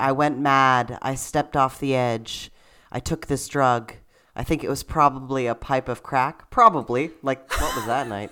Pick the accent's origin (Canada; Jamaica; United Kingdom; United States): Canada; a Canadian theater performer